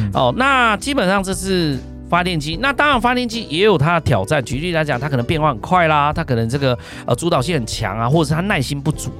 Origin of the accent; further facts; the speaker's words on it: Ren'ai Township, Nantou County, Taiwan; moved away; 我是来自南投人爱香，澳安大的原住民的孩子